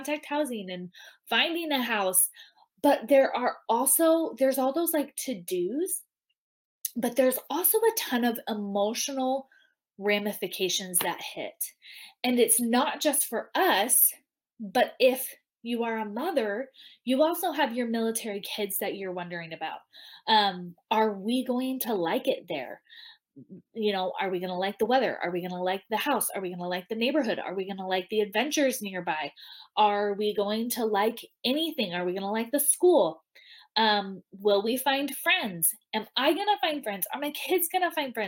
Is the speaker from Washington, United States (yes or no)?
no; Southern California, United States; moved away as an adult; also born or lived in Idaho / Utah; now in Fort Campbell, United States; I'm originally from Southern California